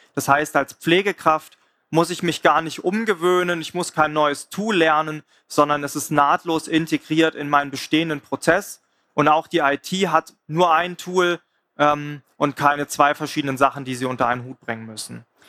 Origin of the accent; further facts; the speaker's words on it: Swabia, Baden-Württemberg, Germany; ich komme selber aus dem Schwabenländle